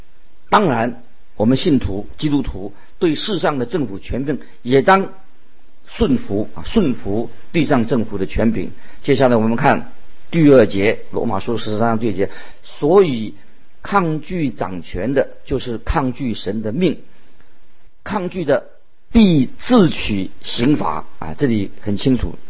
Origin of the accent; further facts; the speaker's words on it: China; 所以我们中国人说“顺天者昌，逆天者亡”，啊，这个是很清楚的道理。